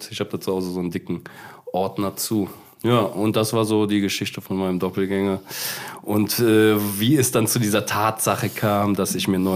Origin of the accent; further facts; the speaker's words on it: Cologne, North Rhine-Westphalia, Germany; Äh, ja, also ich komme ja erstmal hier aus Köln. Ne? Und wenn du in Köln lebst